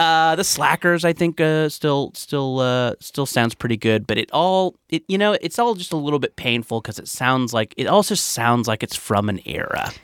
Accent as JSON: {"language": "English", "area": "Orange County", "region": "California", "country": "United States", "tie": "born or raised there", "said": "I grew up in Orange County in the nineties"}